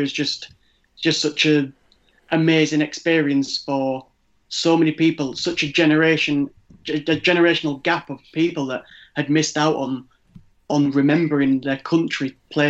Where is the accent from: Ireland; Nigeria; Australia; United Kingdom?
Ireland; When I was growing up in Ireland, like I say, in 2002, I was six.